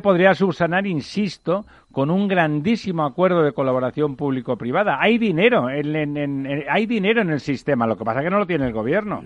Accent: Barcelona, Catalonia, Spain; mi ciudad natal, eh, Barcelona

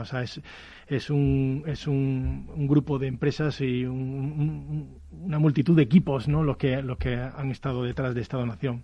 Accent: Spain; nosotros como muchos españoles

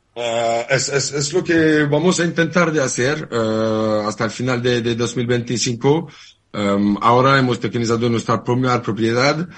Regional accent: France; Spanish is a second language; moved away as an adult; now in Barcelona, Spain; Yo soy francés. Hmm. Hace, hace un par de años que vivo en Barcelona

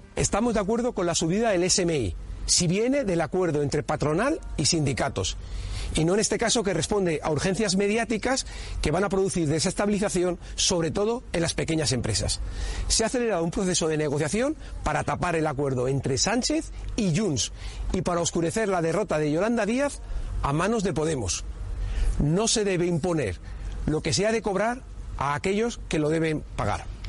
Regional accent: Spain; como español

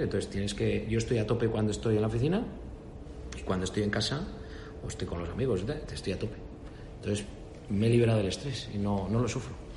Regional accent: Spain; moved away as an adult; also born or lived in Canada; soy un español

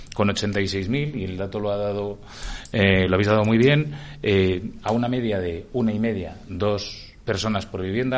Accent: Burgos, Castile and León, Spain; now in Madrid, Spain; soy burgalés y de familia de León

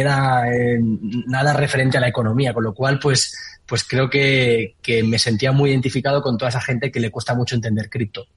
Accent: Valencia, Valencian Community, Spain; yo soy de Valencia

